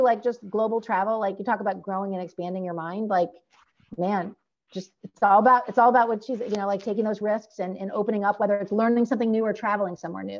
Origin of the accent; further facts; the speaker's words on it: California, United States; I'm from California